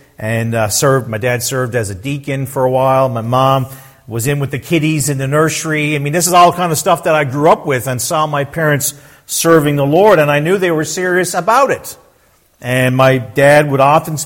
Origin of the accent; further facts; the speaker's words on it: Newfoundland and Labrador, Canada; I was born and raised in Newfoundland